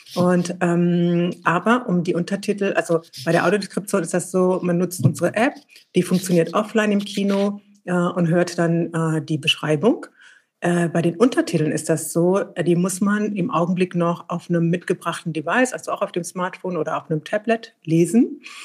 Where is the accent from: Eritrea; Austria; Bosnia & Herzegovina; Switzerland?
Eritrea; now in Berlin, Germany; in meinem Heimatland Eritrea